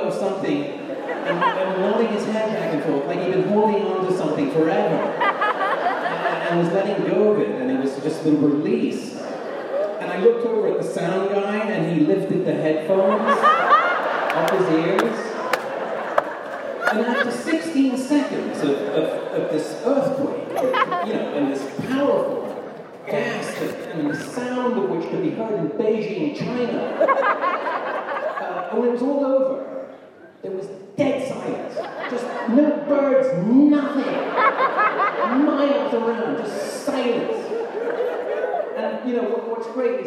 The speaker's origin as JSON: {"language": "English", "region": "England", "country": "United Kingdom", "tie": "born or raised there", "also_born_or_lived": "United States", "said": "I grew up in England and spent time in the States as a kid"}